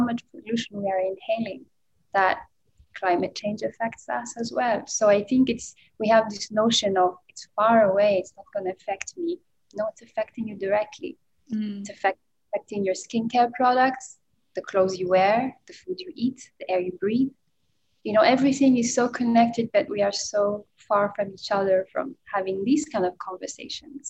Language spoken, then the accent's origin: English; Ethiopia; moved away; I'm originally from Ethiopia